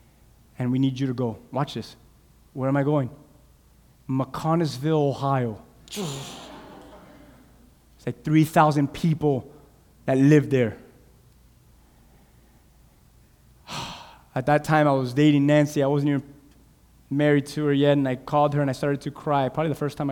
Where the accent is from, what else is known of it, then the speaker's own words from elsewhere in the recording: Cuba; English is a second language; now in United States; Cuba, I'm from Cuba